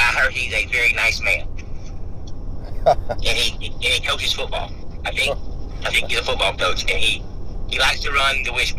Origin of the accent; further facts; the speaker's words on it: Lafayette, Louisiana, United States; now in Kinston, United States; I am originally from Lafayette, Louisiana.